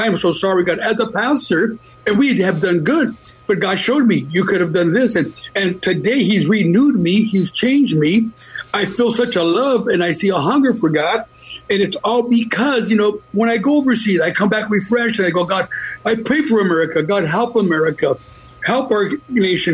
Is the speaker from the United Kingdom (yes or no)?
no; United States; I'm glad I'm American. My dad came from Mexico. My mom, Latina, and he became a citizen, and I'm an American citizen